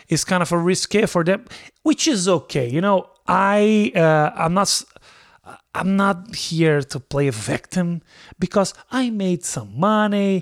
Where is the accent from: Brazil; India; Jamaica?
Brazil; English is a second language; moved away as an adult; also born or lived in Nebraska; I am from Brazil